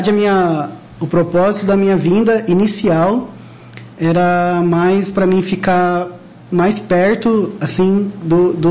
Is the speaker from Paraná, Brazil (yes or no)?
yes; Maringá, Paraná, Brazil; Eu, eu sou de Maringá. Eu sou natural de Maringá, tá.